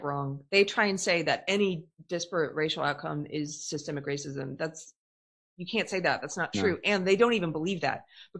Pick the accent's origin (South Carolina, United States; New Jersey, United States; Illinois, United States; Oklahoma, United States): South Carolina, United States; I'm from South Carolina